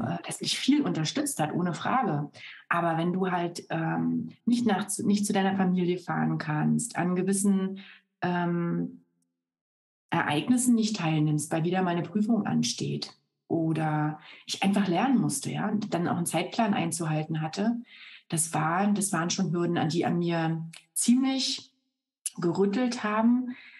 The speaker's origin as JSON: {"language": "German", "region": "Berlin", "country": "Germany", "also_born_or_lived": "Brandenburg", "moved": "as an adult", "lives_now": "Munich, Germany", "said": "Lebe seit 14 Jahren in München, bin aber so im Kern äh, schon noch so eine Berlin-Brandenburg-Pflanze"}